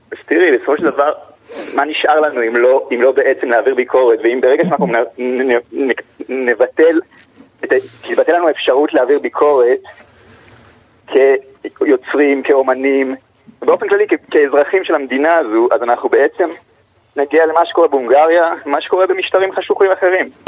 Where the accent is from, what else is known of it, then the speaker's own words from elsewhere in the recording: Israel; אני ישראלי ואני לא פלסטיני